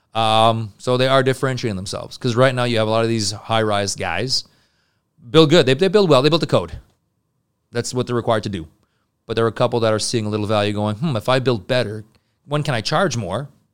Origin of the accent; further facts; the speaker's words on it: Montreal, Quebec, Canada; I'm from Montreal